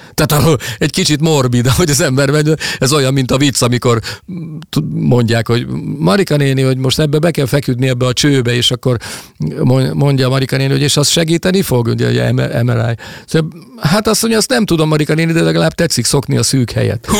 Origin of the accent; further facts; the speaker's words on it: Hungary; also born or lived in Salgótarján / Budapest / Toronto; olyan helyen nőttem fel itt, amiről az előbb is meséltem, ahol 10, 10 kilométeres körzetben csak erdő és hegyek voltak